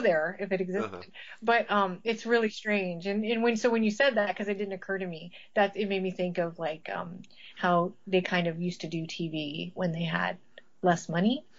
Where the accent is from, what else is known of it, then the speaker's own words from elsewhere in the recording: Las Vegas, Nevada, United States; I grew up in Vegas